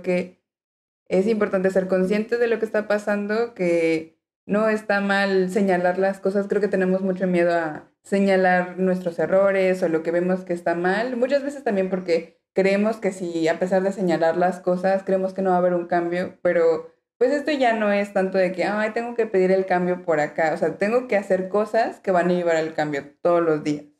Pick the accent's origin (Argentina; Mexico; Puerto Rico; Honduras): Mexico; moved away as an adult; also born or lived in Mexico City; now in Alicante, Spain; nosotros como mexicanos tenemos tonos verdes